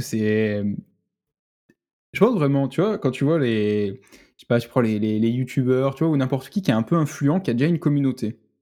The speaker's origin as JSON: {"language": "French", "town": "Marseille", "region": "Provence-Alpes-Côte d'Azur", "country": "France", "said": "je suis de Marseille"}